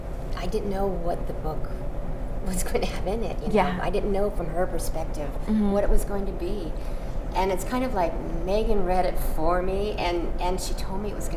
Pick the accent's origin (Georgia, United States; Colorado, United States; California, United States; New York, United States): Georgia, United States; Warner Robins; born there; Warner Robins, Georgia, on an Air Force base.